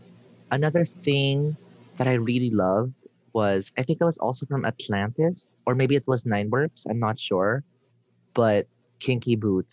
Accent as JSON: {"language": "English", "country": "Philippines"}